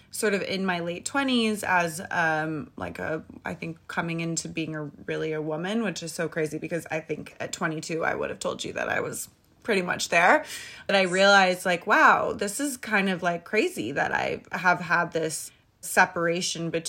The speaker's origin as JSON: {"language": "English", "region": "California", "country": "United States", "also_born_or_lived": "New York", "moved": "yes", "said": "I'm from California."}